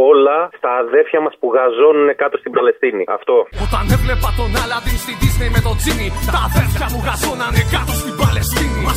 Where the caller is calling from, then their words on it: Auvergne-Rhône-Alpes, France; Είμαι ο επιτήδιο από τη Γαλλία, ο ξέρει εκεί πέρα κοντά